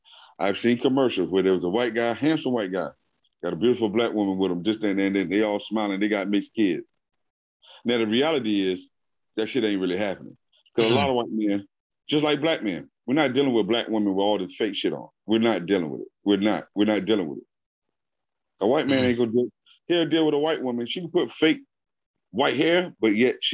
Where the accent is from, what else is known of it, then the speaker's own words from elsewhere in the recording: Virginia, United States; I'm from Virginia